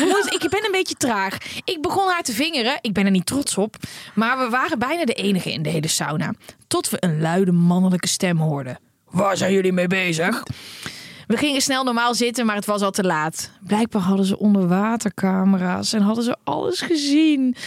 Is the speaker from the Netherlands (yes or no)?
yes; Netherlands; wij als Nederlanders